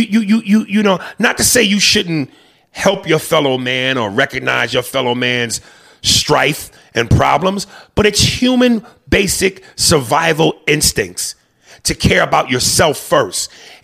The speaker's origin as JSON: {"language": "English", "town": "Detroit", "region": "Michigan", "country": "United States", "said": "because I'm from Detroit."}